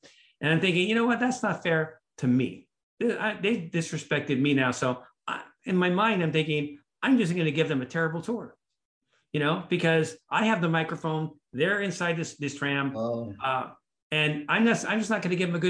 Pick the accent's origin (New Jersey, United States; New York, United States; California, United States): California, United States; Los Angeles; I grew up in Hollywood